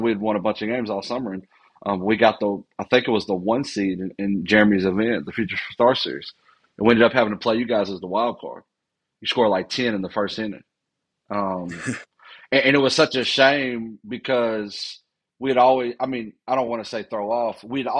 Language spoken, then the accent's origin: English; Texas, United States; So I know as a guy that born and raised in Texas